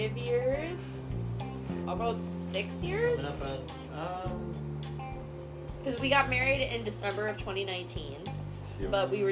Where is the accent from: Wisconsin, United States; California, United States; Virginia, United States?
Wisconsin, United States; Madison area; moved away as an adult; We are from Wisconsin originally, from like the Madison area.